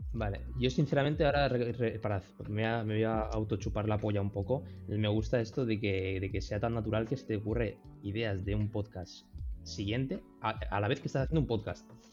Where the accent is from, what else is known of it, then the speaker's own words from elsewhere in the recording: Castellón de la Plana, Valencian Community, Spain; nací en Castellón